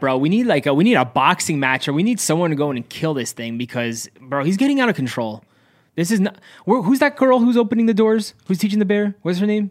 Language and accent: English; Cranford, New Jersey, United States; growing up in Central, yeah, by the way, we're, we're Central Jersey in Cranford